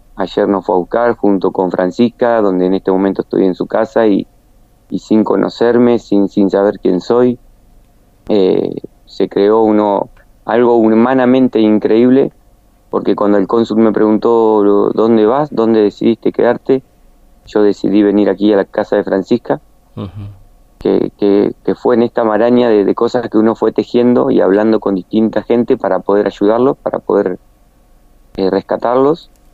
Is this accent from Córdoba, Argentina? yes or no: no; General San Martín, La Pampa, Argentina; San Martín, de donde soy oriundo